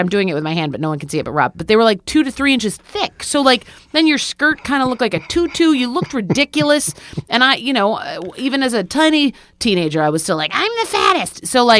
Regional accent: New York, United States; I grew up in Central New York, it's cold there

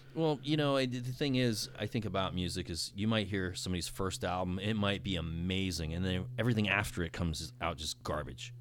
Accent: West Palm Beach, Florida, United States; Born and raised in West Palm Beach, Palm Beach County.

